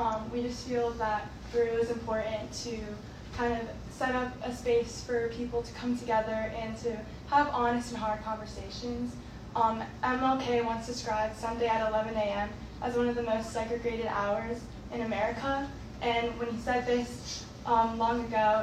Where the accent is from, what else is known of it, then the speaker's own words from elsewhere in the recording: Woodstock, Georgia, United States; I'm from Woodstock, Georgia, and I'm the director of outreach.